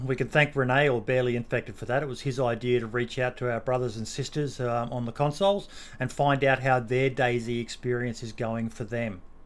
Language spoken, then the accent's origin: English; Australia; being an Australian.